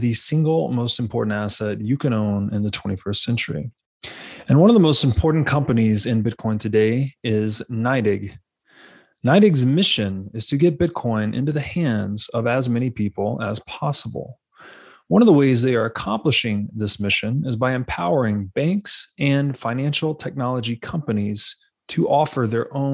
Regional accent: Tennessee, United States; I grew up in Tennessee

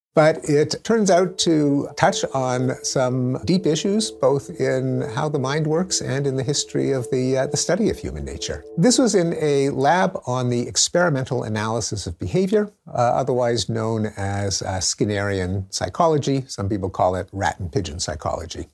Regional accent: Montreal, Quebec, Canada; I grew up in Montreal, in the English-speaking community

